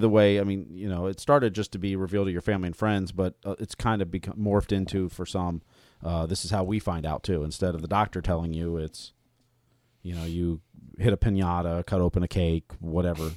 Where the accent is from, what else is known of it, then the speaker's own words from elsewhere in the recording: Ohio, United States; moved away; also born or lived in Minnesota; I grew up in Ohio